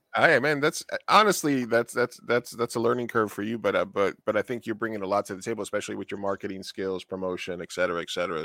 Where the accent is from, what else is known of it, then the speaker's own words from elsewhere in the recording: New York, United States; I grew up in New York, and I grew up a lot around the theater